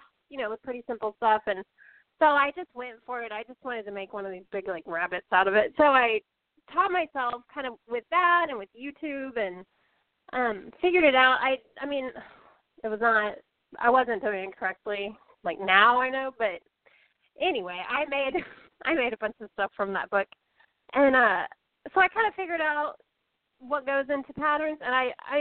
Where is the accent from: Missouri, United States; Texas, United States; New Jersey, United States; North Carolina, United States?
Texas, United States; Austin; we're both from Austin